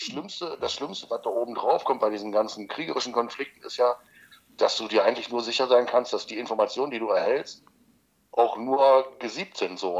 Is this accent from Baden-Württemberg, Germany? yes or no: no; Magdeburg, Saxony-Anhalt, Germany; ersten FC Magdeburg, weil es halt meine Heimatstadt ist